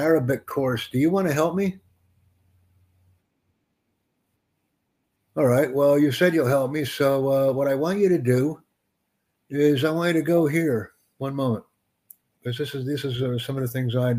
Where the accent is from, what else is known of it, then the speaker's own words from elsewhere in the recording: United States; I'm from the United States, man. I'm in New York City right now